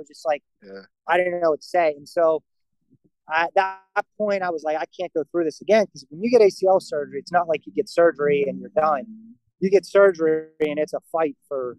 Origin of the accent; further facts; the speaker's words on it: Murrysville, Pennsylvania, United States; Murraysville, so like right outside Pittsburgh